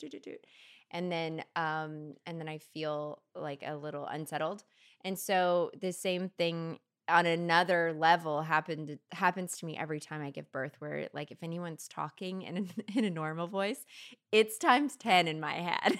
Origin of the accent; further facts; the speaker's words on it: Kentucky, United States; moved away; I'm from Kentucky originally